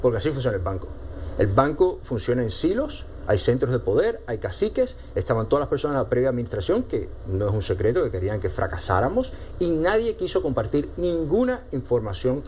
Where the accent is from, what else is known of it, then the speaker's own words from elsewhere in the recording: Miami, Florida, United States; soy americano, después porque a lo mejor soy cubano-americano, y de Miami